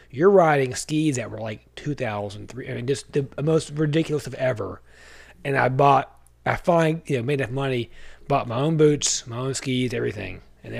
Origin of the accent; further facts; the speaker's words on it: the South, United States; I'm from the South.